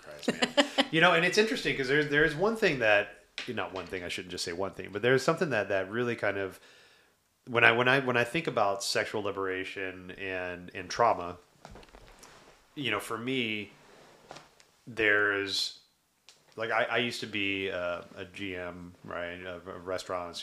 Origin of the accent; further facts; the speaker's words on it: the South, United States; I grew up in the South